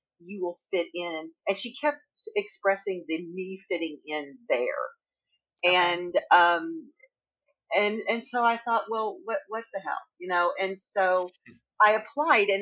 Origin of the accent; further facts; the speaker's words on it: Northeast Texas, United States; also born or lived in Missouri; now in Tennessee, United States; I grew up in Texas for quite a while. And the day I left Texas, is Northeast Texas